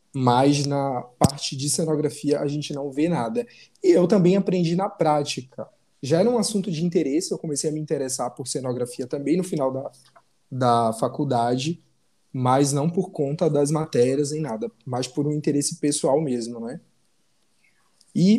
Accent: Salvador, Bahia, Brazil; moved away as an adult; now in Rio de Janeiro, Brazil; Eu sou baiano, de Salvador, mas hoje eu moro no Rio

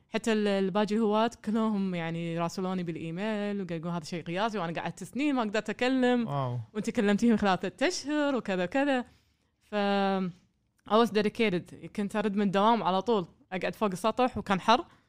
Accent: Kuwait; also born or lived in Germany; من الكويت

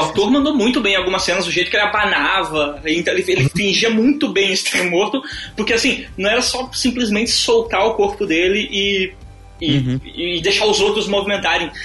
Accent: Carazinho, Rio Grande do Sul, Brazil; eu sou uma pessoa do interior, eu sou de Carazinho

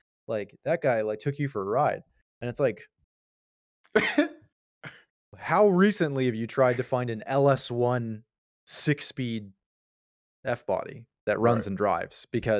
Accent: Virginia, United States; Yeah, it's like, you realize I'm born and raised in Central Virginia. Like, there was a 50-50 chance I was going to talk that way for real.

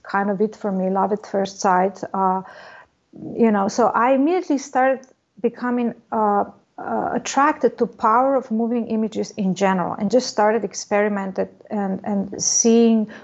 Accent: Slovenia; moved away as an adult; also born or lived in Ljubljana, Slovenia; now in Los Angeles, United States; I come from Slovenia, one part of former Yugoslavia.

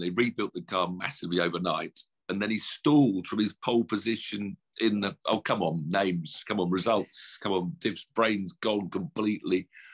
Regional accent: United Kingdom; we're British

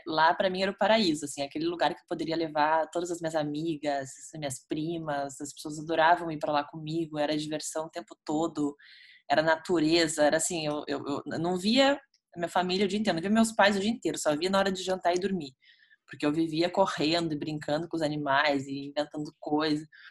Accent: Porto Alegre, Rio Grande do Sul, Brazil; Eu sou natural de Porto Alegre, né, Cris? Nasci aqui, moro aqui hoje também atualmente.

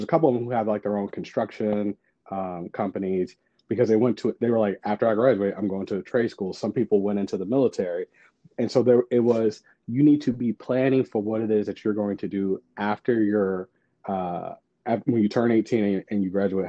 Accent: St. Louis, Missouri, United States; I'm from St. Louis, Missouri

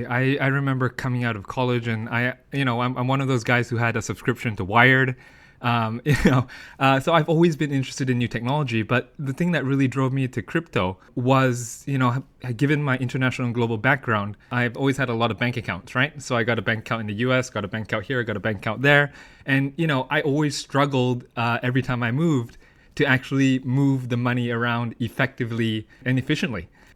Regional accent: United Kingdom; born there; moved away; also born or lived in United States; I'm actually born in the UK. However, as you can tell from my accent, I'm actually educated in the United States.

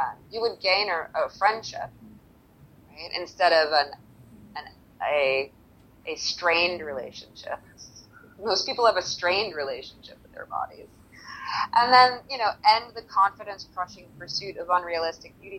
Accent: United States; as an American

